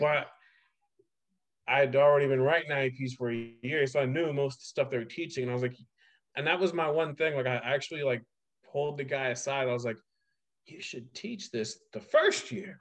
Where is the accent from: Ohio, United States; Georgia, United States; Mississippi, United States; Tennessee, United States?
Ohio, United States; now in New York, United States; I was like Ohio